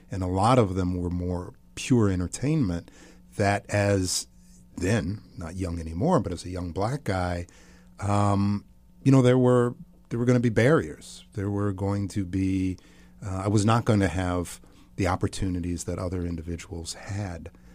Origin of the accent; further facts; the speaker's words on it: outside of Milwaukee, Wisconsin, United States; I grew up outside of Milwaukee, Wisconsin.